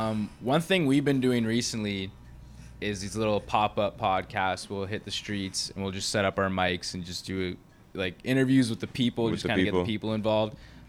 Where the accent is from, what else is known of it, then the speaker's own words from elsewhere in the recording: Burlington, Ontario, Canada; moved away as an adult; now in Ottawa, Canada; I'm originally from Burlington, which is just outside of Toronto.